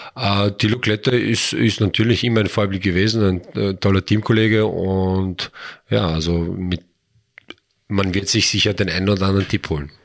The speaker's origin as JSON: {"language": "German", "region": "Vienna", "country": "Austria", "also_born_or_lived": "Traiskirchen", "moved": "yes", "lives_now": "Wels, Austria", "said": "komme ich ursprünglich aus Wien"}